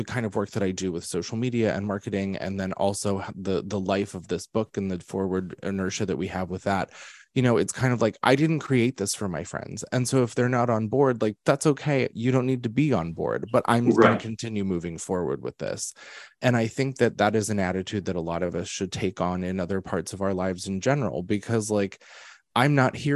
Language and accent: English; Pennsylvania, United States; moved away as an adult; now in New York, United States; I was born in Pennsylvania, but I was raised in New York